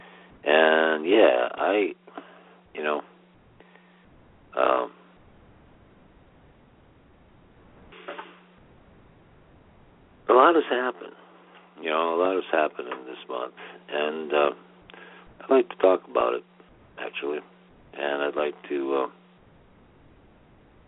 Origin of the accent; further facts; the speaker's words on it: United States; I was proud of America and being American in 2008